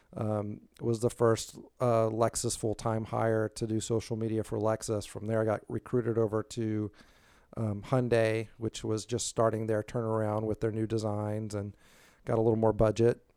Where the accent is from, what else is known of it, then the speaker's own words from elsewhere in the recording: Tybee Island, Georgia, United States; also born or lived in California; now in Savannah, United States; I was born and raised on Tybee